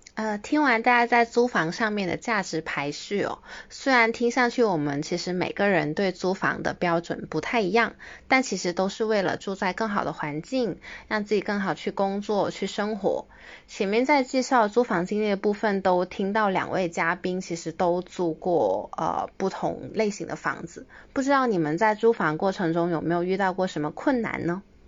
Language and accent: Chinese; Guangdong, China; also born or lived in Greater Bay Area / west coast of Canada; 因为我是，呃，一个土生土长的广东人嘛，所以其实学习工作我基本上都是，呃，窝在大湾区